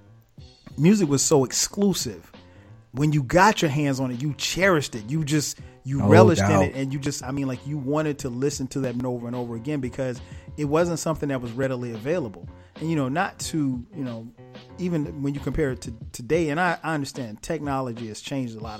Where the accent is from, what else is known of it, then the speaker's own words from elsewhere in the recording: Florence, South Carolina, United States; my hometown, Florence, South Carolina